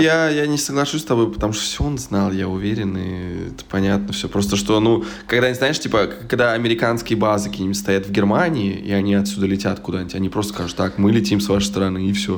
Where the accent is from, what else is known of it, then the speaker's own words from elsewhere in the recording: Smolensk, Smolensk Oblast, Russia; now in Berlin, Germany; в свой Смоленск не приеду